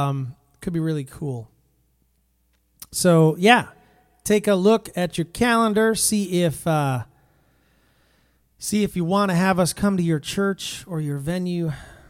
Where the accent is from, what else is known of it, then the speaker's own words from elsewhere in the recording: New Jersey, United States; I'm from New Jersey.